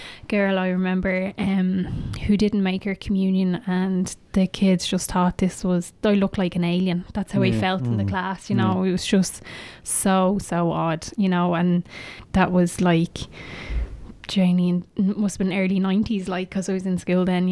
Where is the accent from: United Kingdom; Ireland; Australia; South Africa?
Ireland; Shankill; I am from Shankill. I'm the youngest of six. I was brought up, I guess, technically in a Christian home